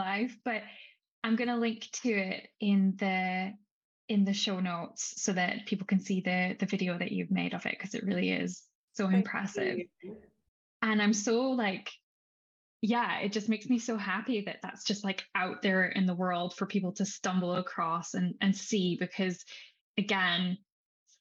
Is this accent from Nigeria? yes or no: no; Scotland, United Kingdom; I'm from Scotland